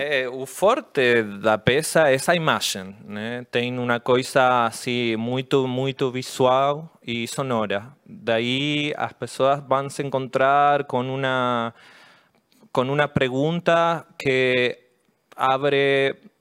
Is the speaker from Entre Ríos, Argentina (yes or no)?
no; La Plata, Buenos Aires Province, Argentina; Portuguese is a second language; Eu sou de La Plata, eu moro bem pertinho de Buenos